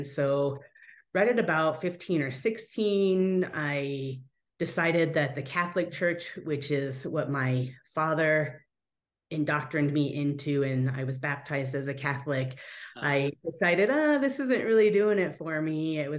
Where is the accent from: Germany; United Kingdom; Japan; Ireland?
Japan; also born or lived in United States; we spent every other 6 months as children, we as in me and my older brother, growing up in Japan with my grandma and my aunt and all the uncles out there. And then every 6 months here in the US.